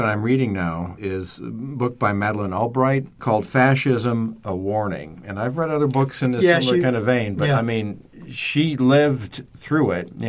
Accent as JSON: {"language": "English", "region": "the North", "country": "United States", "moved": "yes", "said": "I am. I'm a Northerner."}